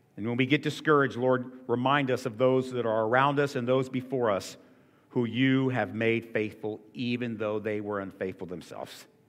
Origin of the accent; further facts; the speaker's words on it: Florida, United States; as a young football coach growing up in Florida